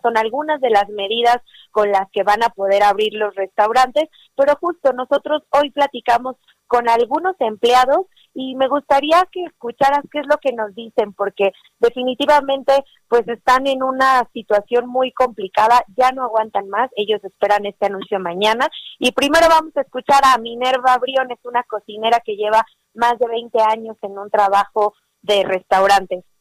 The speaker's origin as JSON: {"language": "Spanish", "country": "Mexico"}